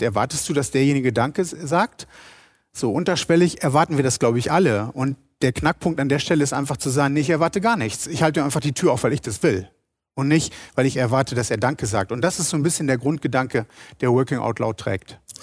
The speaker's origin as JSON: {"language": "German", "town": "Rheine", "region": "North Rhine-Westphalia", "country": "Germany", "tie": "born or raised there", "said": "Rheine ist die patente Stadt im Münsterland und meine Heimatstadt."}